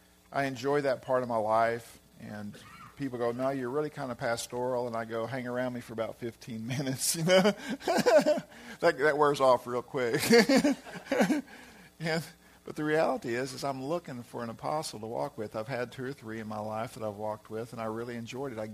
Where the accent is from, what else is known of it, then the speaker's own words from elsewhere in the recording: Arkansas, United States; moved away; also born or lived in California; that's my hometown, you know, hometown area